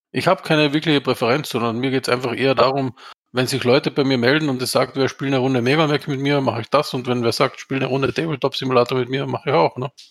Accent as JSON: {"language": "German", "country": "Austria", "said": "wie man bei uns in Österreich sagt"}